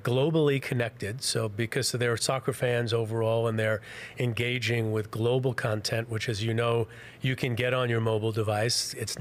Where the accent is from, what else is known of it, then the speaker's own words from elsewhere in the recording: New York City, New York, United States; also born or lived in Western New Jersey; I grew up in Queens. So I grew up in an apartment building